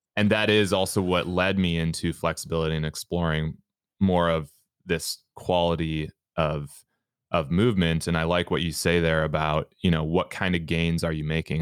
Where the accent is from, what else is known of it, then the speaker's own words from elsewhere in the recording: Minnesota, United States; I'm from Minnesota